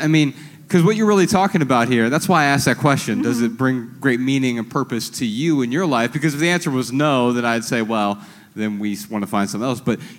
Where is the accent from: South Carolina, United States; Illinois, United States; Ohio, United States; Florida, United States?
Ohio, United States; Dayton; moved away; we're from Dayton, Ohio.